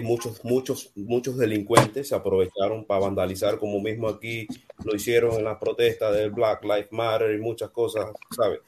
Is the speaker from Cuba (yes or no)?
yes; Cuba; moved away as an adult; now in United States; yo sí soy de Cuba, yo estudié en Cuba, me hice ingeniero de Cuba, vine aquí a, Estados Unidos